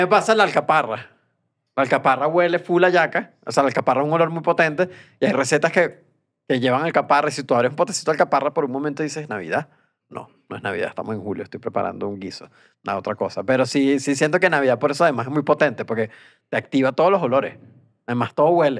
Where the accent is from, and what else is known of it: Venezuela; moved away